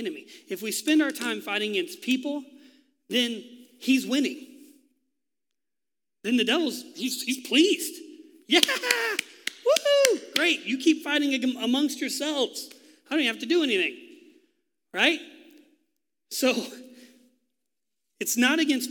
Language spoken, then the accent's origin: English; Texas, United States; moved away; I am from Texas, so it comes out sometimes